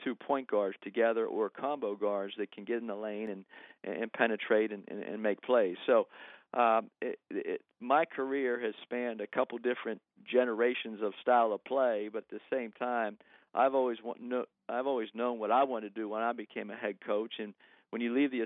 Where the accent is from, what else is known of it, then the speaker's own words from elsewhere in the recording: East Coast, United States; moved away as an adult; also born or lived in New York City / Tallahassee; now in Los Angeles, United States; I grew up on the East Coast following the ACC and the Big East